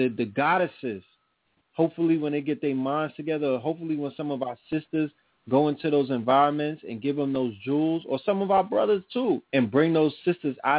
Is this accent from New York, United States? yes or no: yes; New York City, New York, United States; The people that I grew up with in Brooklyn